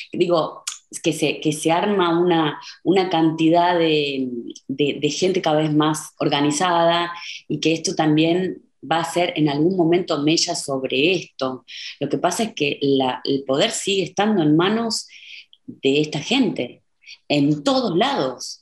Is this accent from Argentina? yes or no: yes; Argentina; moved away as an adult; now in Berlin, Germany; como argentina